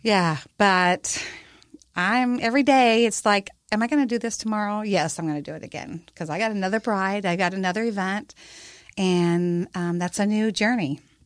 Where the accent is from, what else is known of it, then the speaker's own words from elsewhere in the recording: Iowa, United States; also born or lived in Hawaii; now in Texas, United States; I'm basically a little uh, Iowa girl back in Card Lake, Iowa. But uh, I've lived there, lived in Hawaii, and I've been to Texas for about 25 years.